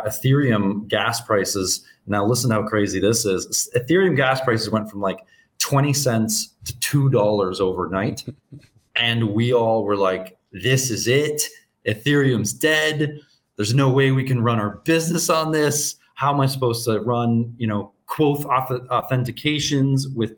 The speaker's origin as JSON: {"language": "English", "country": "Canada", "moved": "as an adult", "lives_now": "Anguilla", "said": "I'm originally from Canada. I left Canada in 2017 and settled in a Caribbean nation called Anguilla"}